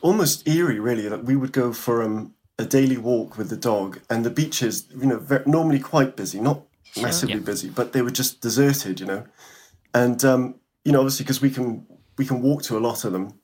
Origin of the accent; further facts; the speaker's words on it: Wales, United Kingdom; moved away as an adult; also born or lived in London / Barcelona / Asturias; I'm kind of born and bred in Wales. I'm from here. My family's from South Wales